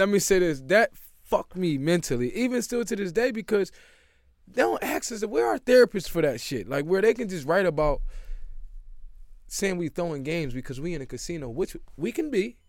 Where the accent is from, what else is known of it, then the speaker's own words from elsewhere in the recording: Philadelphia, Pennsylvania, United States; also born or lived in Syracuse; growing up in Philly, I was actually, I was built for